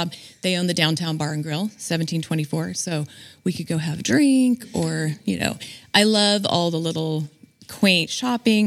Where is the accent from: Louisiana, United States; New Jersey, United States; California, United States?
California, United States; Bella Vista; My parents moved here in 1972, and I was raised in Bella Vista